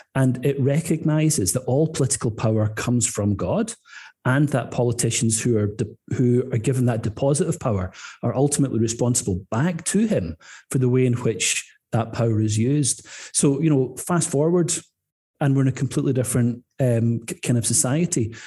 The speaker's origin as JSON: {"language": "English", "region": "Scotland", "country": "United Kingdom", "tie": "born or raised there", "also_born_or_lived": "Northern Ireland", "moved": "yes", "said": "I was a boy growing up in Scotland, but coming back here for holidays with my grandparents"}